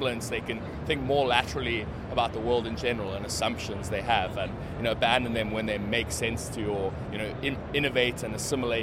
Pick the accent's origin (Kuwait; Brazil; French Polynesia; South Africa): South Africa; I'm South African.